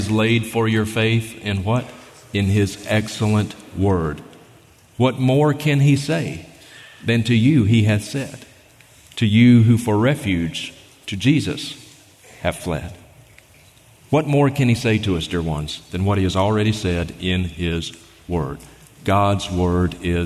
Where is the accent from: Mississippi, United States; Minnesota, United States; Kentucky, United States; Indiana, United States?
Mississippi, United States; now in Montana, United States; I grew up in Mississippi